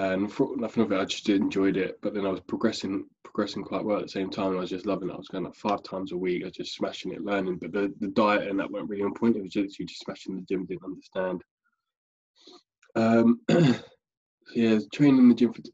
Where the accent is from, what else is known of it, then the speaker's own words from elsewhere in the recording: Staines, South East England, United Kingdom; moved away as an adult; now in Basingstoke, United Kingdom; I grew up in London around the Staines area, was there pretty much my whole life.